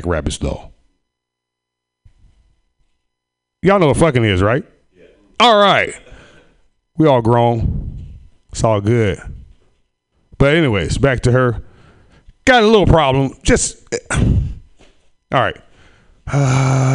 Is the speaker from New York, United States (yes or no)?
no; Sacramento, California, United States; raised in Sacramento, in the ghetto